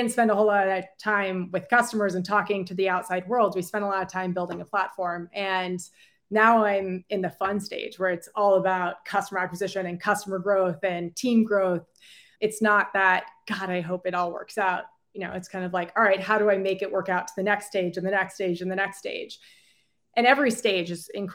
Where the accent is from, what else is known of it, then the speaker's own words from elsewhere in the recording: San Francisco, California, United States; moved away as an adult; also born or lived in Virginia / China; I was born and raised in San Francisco